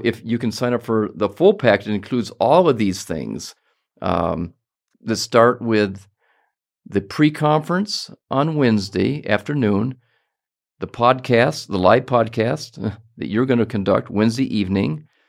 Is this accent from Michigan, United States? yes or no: yes; Detroit, Michigan, United States; to Detroit, where I'm from, next weekend